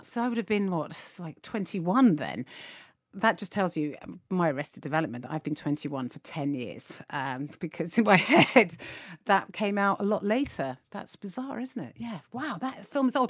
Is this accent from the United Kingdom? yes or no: yes; United Kingdom; as British people